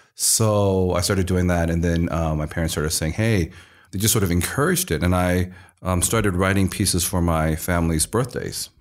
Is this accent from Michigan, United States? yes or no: no; Iowa City, Iowa, United States; moved away; I was born in Iowa City, Iowa, and actually grew up in a very Chinese household